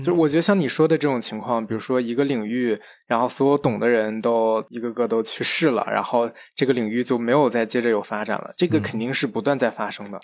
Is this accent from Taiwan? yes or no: no; China; 我们中国人